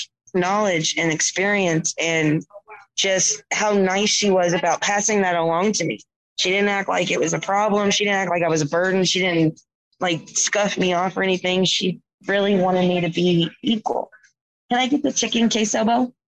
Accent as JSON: {"language": "English", "region": "the South", "country": "United States", "tie": "born or raised there", "accent": "Southern drawl", "said": "I was raised in the South."}